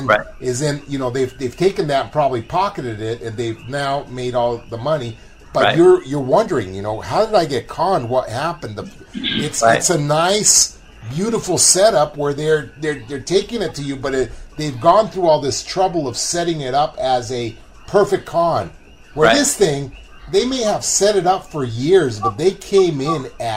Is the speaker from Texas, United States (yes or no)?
no; New York, United States; I'm from New York myself. I was born there, and I always lived there in the summertime.